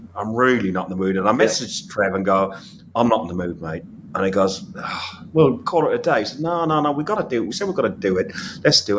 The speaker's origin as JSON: {"language": "English", "town": "Athlone", "region": "Westmeath", "country": "Ireland", "tie": "born or raised there", "said": "went to football in my hometown in Ireland, Athlone"}